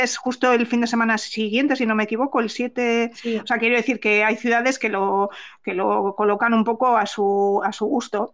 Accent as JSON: {"language": "Spanish", "town": "Palencia", "region": "Castile and León", "country": "Spain", "tie": "born or raised there", "moved": "as an adult", "lives_now": "San Sebastián, Spain", "said": "mi adolescencia y media juventud la pasé en Palencia. Y claro, yo me fui de Palencia"}